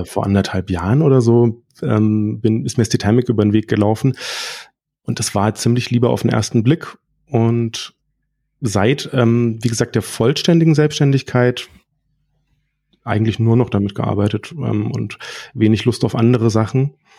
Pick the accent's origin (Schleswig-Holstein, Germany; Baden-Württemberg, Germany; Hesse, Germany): Baden-Württemberg, Germany; Freiburg; komme aus Freiburg